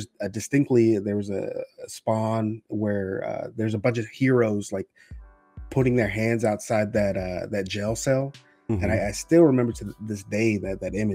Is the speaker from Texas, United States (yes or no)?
yes; Texas, United States; I am from Texas.